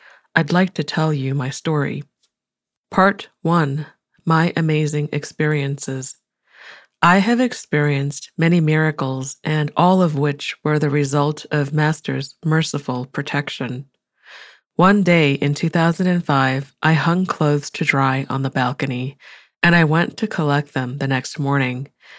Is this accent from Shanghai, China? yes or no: no; Jilin, China; I cleaned the wound and then drove 500 kilometers, 310 miles, from Dalian to my hometown in Jilin.